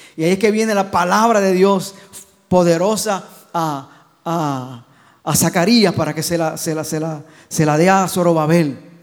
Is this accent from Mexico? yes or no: no; Gurabo, Puerto Rico; de Gurabo, de mi pueblo